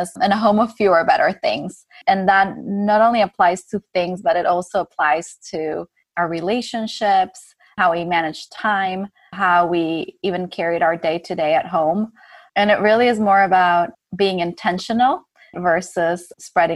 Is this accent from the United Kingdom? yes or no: no; Ecuador; growing up in Ecuador